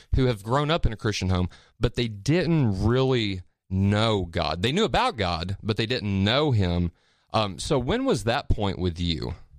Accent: Petersburg, Indiana, United States; moved away as an adult; also born or lived in Pensacola, Florida; I moved from Pens, or from, uh, little town called Petersburg, Indiana, to Pensacola, Florida whenever I was eighteen

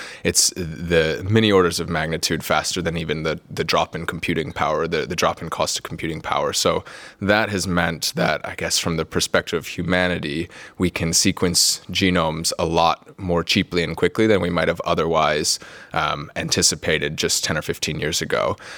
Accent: North Carolina, United States; moved away as an adult; now in Cambridge, United Kingdom; So I'm from the US originally. I grew up in North Carolina, which is on the East Coast, if you haven't been there before. I moved over here to Cambridge about 5 years ago to do my PhD.

